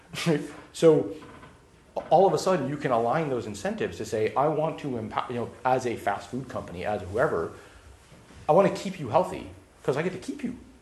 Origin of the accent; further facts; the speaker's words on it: Los Angeles, California, United States; I grew up in Los Angeles